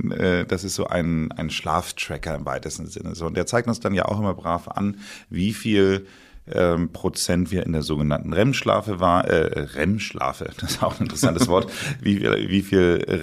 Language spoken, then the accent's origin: German; Northern Germany, Germany; now in Bad Tölz, Germany; ich bin ja Norddeutscher und bin natürlich auch immer wieder gerne in Hamburg.